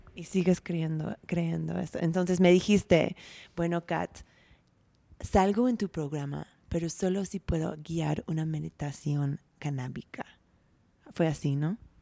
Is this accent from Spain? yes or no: no; United States; moved away; como gringa